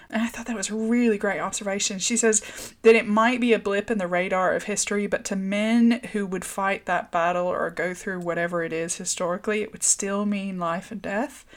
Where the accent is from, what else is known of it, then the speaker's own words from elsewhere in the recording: the South, United States; moved away; also born or lived in Northern Ireland; me growing up in the South